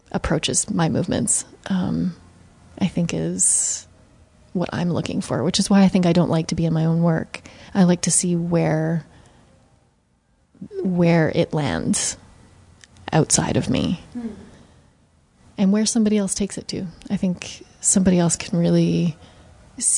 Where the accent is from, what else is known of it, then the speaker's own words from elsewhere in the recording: Canada; now in New York, United States; I would say that I'm always Canadian. It's definitely, my roots are Canadian, and I will always go back to Canada.